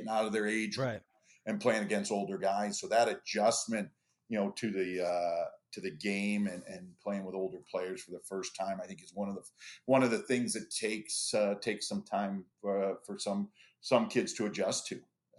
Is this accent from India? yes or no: no; Toronto, Ontario, Canada; You know, growing up in Toronto, when you get on campus